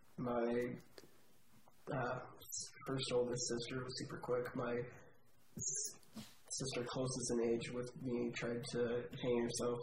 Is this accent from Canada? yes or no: yes; Calgary, Alberta, Canada; I was born in Calgary.